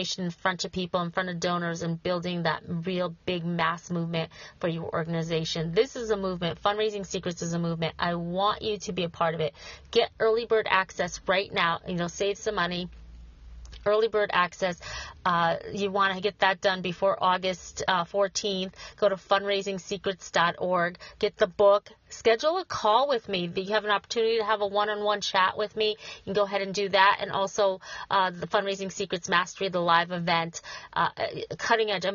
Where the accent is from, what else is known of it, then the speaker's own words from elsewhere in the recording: Schenectady, New York, United States; Schenectady, New York, my hometown